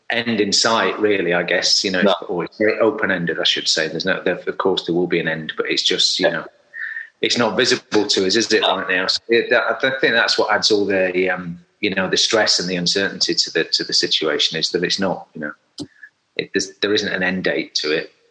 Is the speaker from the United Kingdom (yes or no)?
yes; Sheffield, Yorkshire and the Humber, United Kingdom; I'm from Sheffield, so if you, if oh. anybody doesn't know Sheffield, South Yorkshire, um, and I grew up in a sort of you know semi-rural um, setting, not too far from Sheffield town centre